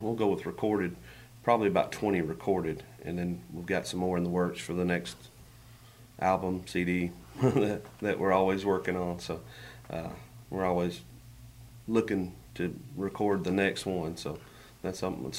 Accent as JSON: {"language": "English", "town": "Clarksdale", "region": "Mississippi", "country": "United States", "tie": "born there", "said": "I was born in Clarksdale, Mississippi, but I haven't been back since. So I was just trying to get back to my roots, I guess, writing a blues song."}